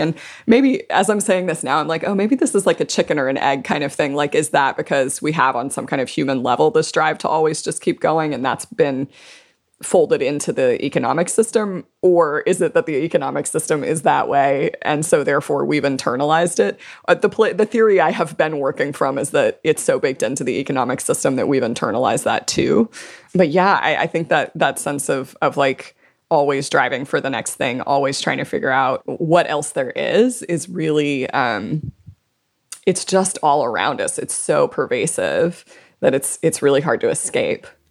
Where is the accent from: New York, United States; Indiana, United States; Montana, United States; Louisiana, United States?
Louisiana, United States; South; I was born and raised in South Louisiana. I live in New Orleans